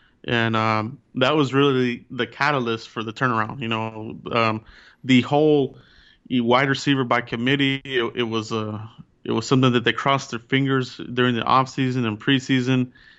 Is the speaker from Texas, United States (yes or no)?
yes; south of Houston, Texas, United States; I'm south of Houston, Texas, so I don't live in the DFW area. And, you know, I've lived here forever